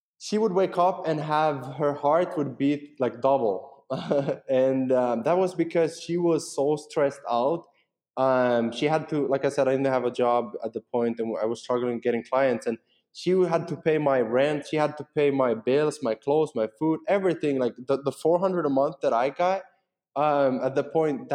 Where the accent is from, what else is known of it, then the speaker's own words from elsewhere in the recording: Finland; English is a second language; we speak Finnish and Swedish. It's what we speak in Finland.